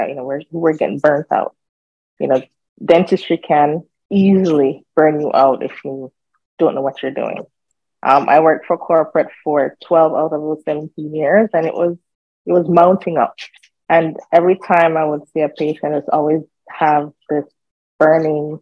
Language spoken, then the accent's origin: English; Jamaica; moved away as an adult; now in United States; I am Jamaican. I grew up in Jamaica